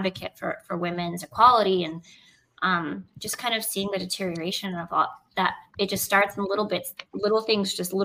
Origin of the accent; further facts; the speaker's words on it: Venezuela; moved away; I'm from Venezuela. I was born in Venezuela, and I still have a lot of family over there.